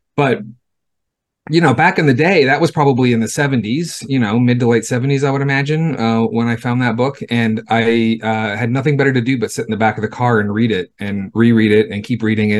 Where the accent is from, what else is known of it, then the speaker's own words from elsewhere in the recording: Los Angeles, California, United States; I grew up in Southern California. I grew up in LA. I'm a city kid.